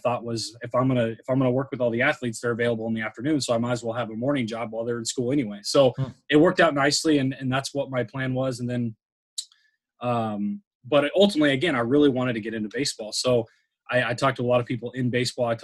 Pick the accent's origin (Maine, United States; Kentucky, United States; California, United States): California, United States; San Diego; I'm from San Diego. So like, we don't play field hockey. We don't play lacrosse. Like again, lacrosse, right. I don't even think my high school didn't even have lacrosse.